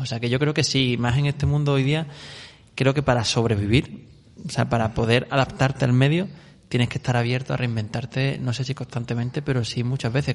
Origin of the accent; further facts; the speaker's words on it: Córdoba, Andalusia, Spain; yo soy de Córdoba, allí había un, un videoclub mítico que era Fuente Guerra